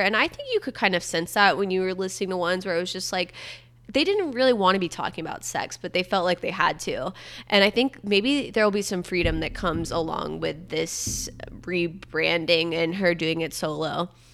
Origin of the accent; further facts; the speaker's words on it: Satellite Beach, Florida, United States; I'm from Satellite Beach. It's the same county as Cape Canaveral